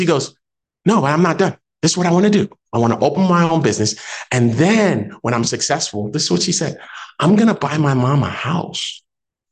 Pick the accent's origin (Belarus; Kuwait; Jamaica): Jamaica; I'm Jamaican